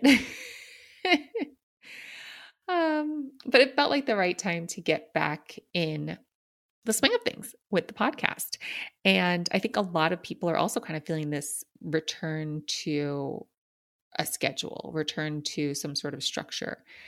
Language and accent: English; New York City, New York, United States; I grew up in New York City